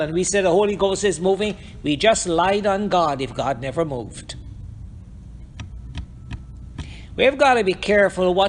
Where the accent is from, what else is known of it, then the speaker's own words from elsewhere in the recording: Guyana; moved away; also born or lived in Hartford, Connecticut, United States; we came out of Guyana, and we are in Hartford, Connecticut